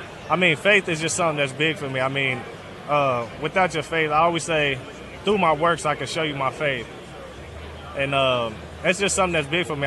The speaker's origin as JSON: {"language": "English", "region": "northern Kentucky", "country": "United States"}